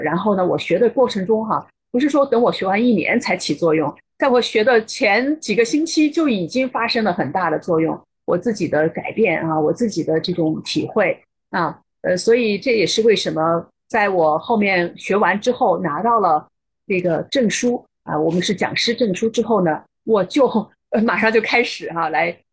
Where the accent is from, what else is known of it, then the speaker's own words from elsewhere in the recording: China; 我们中国人也知道啊